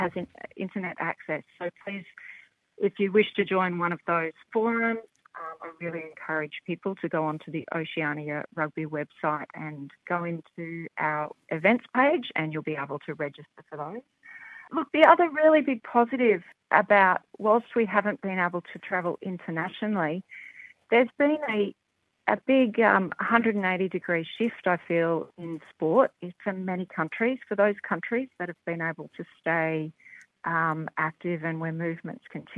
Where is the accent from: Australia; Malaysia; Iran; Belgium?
Australia; accent: Australian; you'll hear from my accent that I'm Australian born and bred